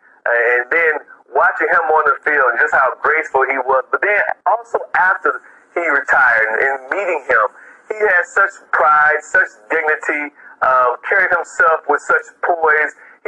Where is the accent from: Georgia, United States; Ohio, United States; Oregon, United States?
Ohio, United States; Cleveland; I remember growing up in Cleveland.